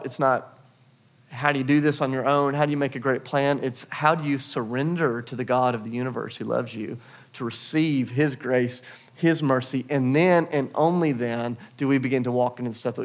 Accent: United States; also born or lived in Portugal / Kenya; now in Nashville, United States; we are still American citizens. We think like Americans. We talk like Americans

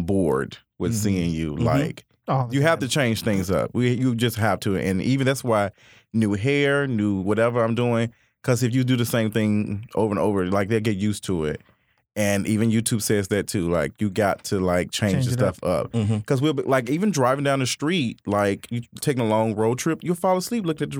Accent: Memphis, Tennessee, United States; I'm from Memphis.

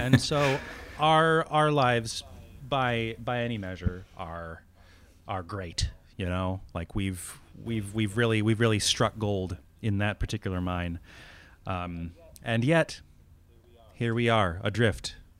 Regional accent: New England, United States; born or raised there; moved away as an adult

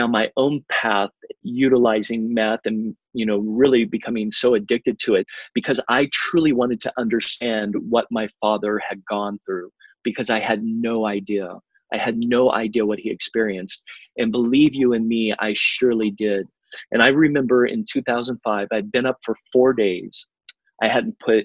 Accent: California, United States; moved away as an adult; also born or lived in Miami, Florida; back in California, in my home state

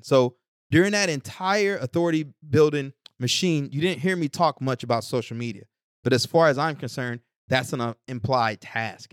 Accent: East Texas, United States; now in Newark, United States; growing up in East Texas

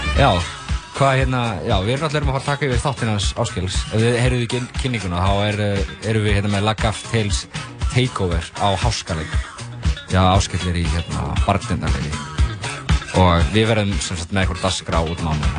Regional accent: Iceland; moved away as an adult; also born or lived in Berlin, Germany; ég er uppalinn úr Hýfstall, sem er lítið bæflinn á Ísöðri.

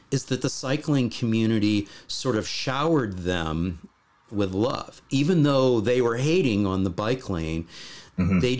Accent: Canada; now in Netherlands; as a Canadian living in the Netherlands

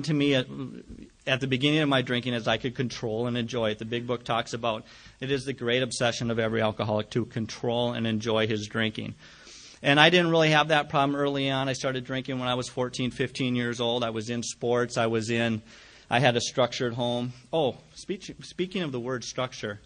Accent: Jamestown, North Dakota, United States; Jamestown, my hometown

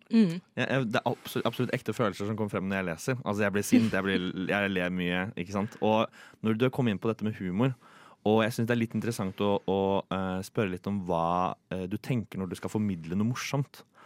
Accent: Tønsberg, Vestfold, Norway; also born or lived in Oslo; Jeg er jo søring, og uh, jeg vet ikke om jeg kjenner meg mest igjen i Oslo eller Tønsberg, der jeg er fra.

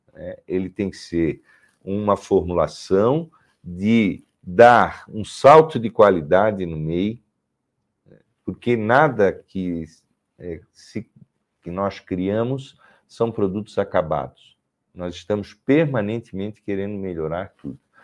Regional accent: Santa Catarina, Brazil; eu, como catarinense

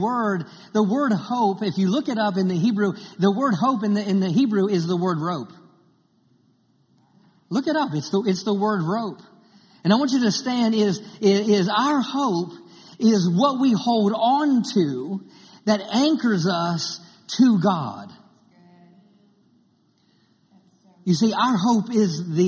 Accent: Maryland, United States; grew up in Maryland, and I grew up on the water

